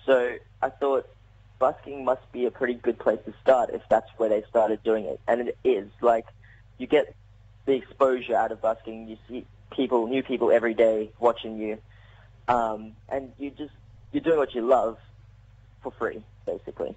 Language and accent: English; South Africa; I'm South African